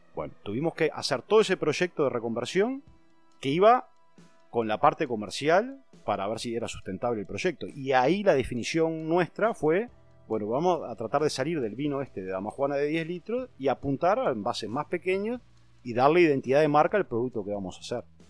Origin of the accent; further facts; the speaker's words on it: Canelón Chico, Canelones, Uruguay; yo nací en Canelón Chico, eh, en una casa que está pegada a la bodega